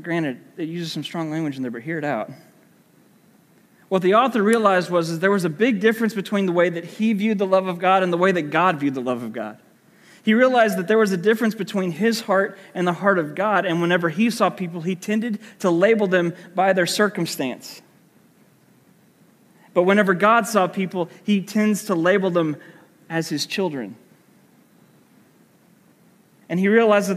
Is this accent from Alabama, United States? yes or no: no; Muskogee, Oklahoma, United States; I grew up in the Church of Christ in Muskogee, Oklahoma. I moved there when I was 10 years old and went to Muskogee Church of Christ my entire childhood